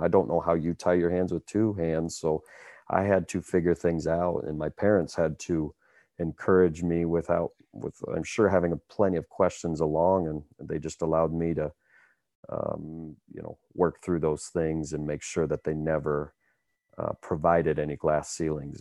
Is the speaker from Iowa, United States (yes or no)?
yes; Cedar Falls, Iowa, United States; born and raised in Cedar Falls, Iowa, a college town